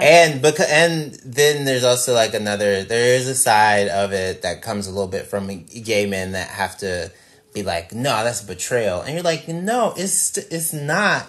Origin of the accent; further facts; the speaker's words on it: Mississippi, United States; I'm from Mississippi